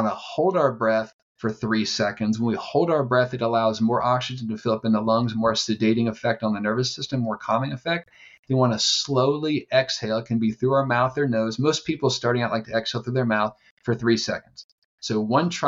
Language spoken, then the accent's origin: English; East Coast, United States; now in San Diego, United States; I'm from the East Coast. I live in San Diego